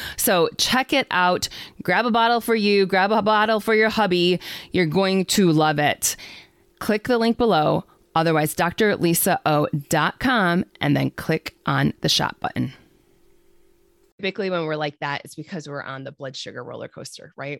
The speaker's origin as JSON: {"language": "English", "region": "Midwest", "country": "United States", "said": "I'm from the Midwest here"}